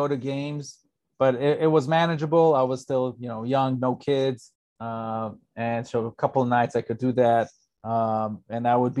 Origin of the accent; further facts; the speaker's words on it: Israel; also born or lived in East Lansing, Michigan, United States / College Station, Texas, United States; my first years in Israel were from the age of six. And, you know, you could still say I mostly grew up in Israel, but obviously with strong ties to the U.S.